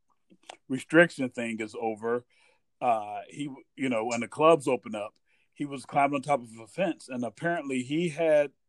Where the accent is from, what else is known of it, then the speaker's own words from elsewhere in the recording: Midwest, United States; growing up in the Midwest